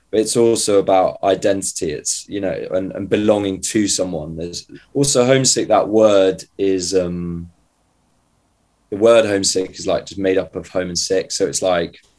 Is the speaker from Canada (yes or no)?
no; just outside Grantham, Lincolnshire, East Midlands, United Kingdom; moved away; I'm from a place just outside Grantham.